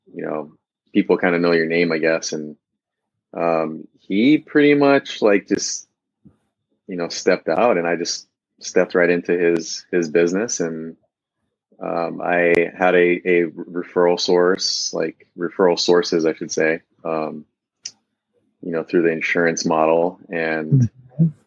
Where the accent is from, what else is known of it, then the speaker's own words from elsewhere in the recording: Big Island, Hawaii, United States; moved away as an adult; also born or lived in Southern California / Central California; I actually was born and raised on the Big Island, Hawaii